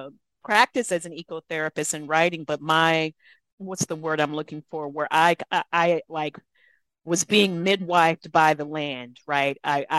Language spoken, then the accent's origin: English; Texas, United States; I grew up in South Texas, and my ancestry is Black and Mexican.